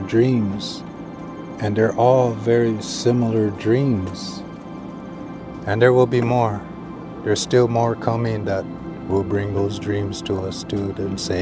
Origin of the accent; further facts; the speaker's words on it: United States; I'm a Standing Rock Lakota.